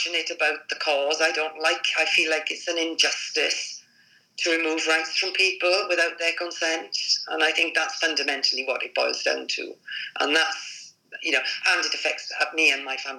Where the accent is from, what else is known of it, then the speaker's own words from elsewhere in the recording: Wales, United Kingdom; moved away as an adult; also born or lived in England; coming from Wales where everybody, you know, put a red rosette on a donkey and people will vote Labour. Well, I mean, I moved from Wales when I was 18